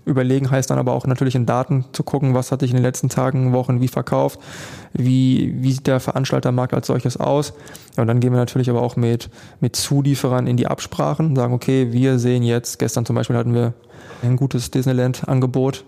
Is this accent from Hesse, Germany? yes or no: no; Unna, North Rhine-Westphalia, Germany; wir kommen aus Unna, das ist ein größeres Dorf